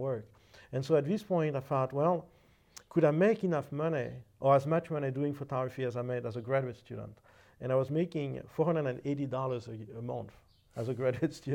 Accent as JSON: {"language": "English", "town": "Paris", "region": "Île-de-France", "country": "France", "tie": "born or raised there", "moved": "as an adult", "said": "I was originally from France, and my studies were originally in painting. That is, I studied painting and drawing at the Vie Académie des Beaux-Arts in Paris"}